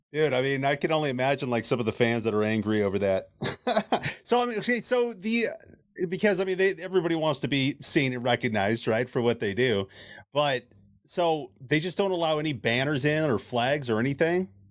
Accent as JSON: {"language": "English", "town": "Seattle", "region": "Washington", "country": "United States", "tie": "born or raised there", "moved": "yes", "said": "I grew up in Seattle"}